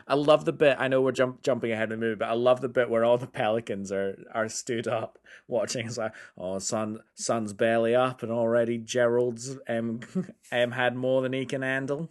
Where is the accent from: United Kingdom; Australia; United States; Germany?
United Kingdom; I'm British